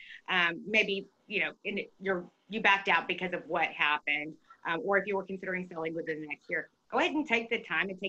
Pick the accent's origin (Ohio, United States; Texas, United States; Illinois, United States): Texas, United States; I'm a Texan